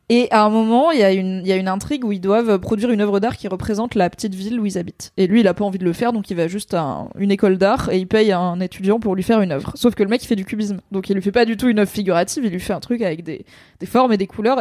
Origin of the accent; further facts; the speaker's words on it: Drôme, Auvergne-Rhône-Alpes, France; je viens de la Drôme